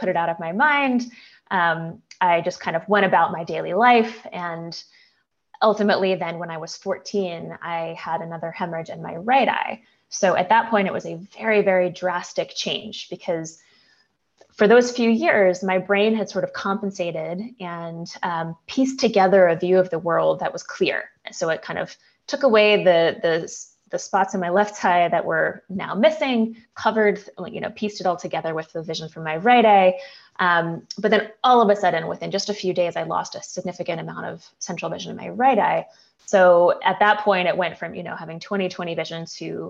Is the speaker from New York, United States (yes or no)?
no; New Jersey, United States; I grew up in New Jersey